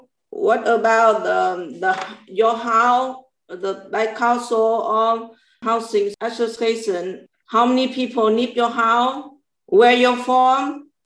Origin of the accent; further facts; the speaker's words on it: Vietnam; English is a second language; now in United Kingdom; I'm 40 years old. I'm come from Vietnam. I live in Houston. Now I live with my two sons.